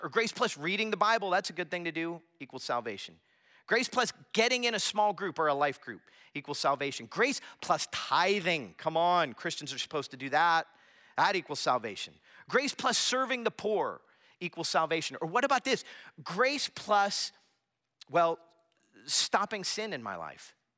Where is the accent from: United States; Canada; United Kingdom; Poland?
United States; Florida; I grew up in Florida